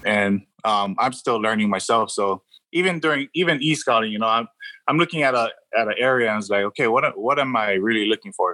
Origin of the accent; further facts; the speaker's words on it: Hawaii, United States; now in California, United States; born and raised in Hawaii. Um, I, I, came out to California in 03, so I've been out here for a while